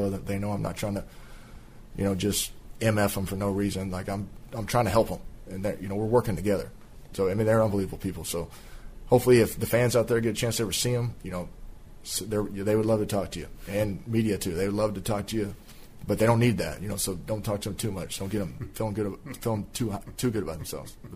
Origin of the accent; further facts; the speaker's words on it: Fort Worth, Texas, United States; growing up in Fort Worth area, and when he was playing for the Rangers, like being able to like see him